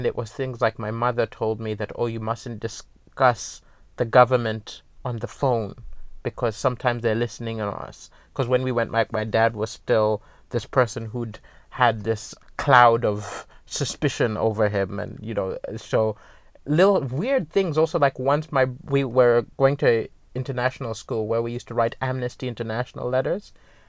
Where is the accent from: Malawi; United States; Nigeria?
Malawi; It was weird because even though it was home, I didn't fit in because, you know, my accent was wrong, my values were wrong. I had a Malawian name, but I didn't see Malawian. Now I feel comfortable in Malawi